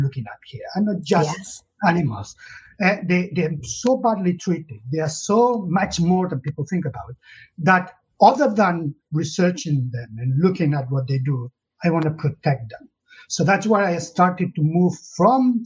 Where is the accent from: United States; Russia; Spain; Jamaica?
Spain; Catalonia; English is a second language; moved away as an adult; now in United Kingdom; I was born in Catalonia in the south of Europe and in the 60s